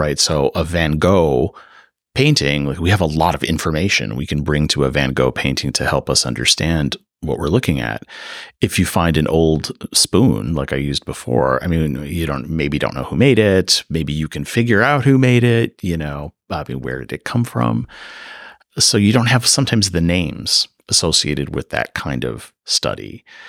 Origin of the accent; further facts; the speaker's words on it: Chicago, Illinois, United States; moved away as an adult; now in Davis, United States; I grew up in the Chicago area